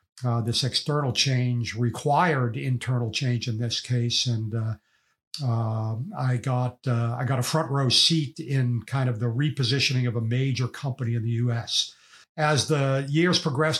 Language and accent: English; Boston, Massachusetts, United States; I grew up in Boston, and I was not a wealthy family